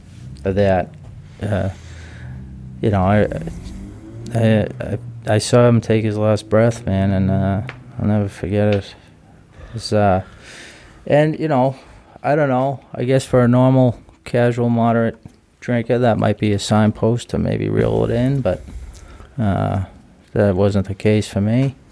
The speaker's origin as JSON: {"language": "English", "town": "Duxbury", "region": "Massachusetts", "country": "United States", "tie": "born or raised there", "said": "Duxbury, South Shore."}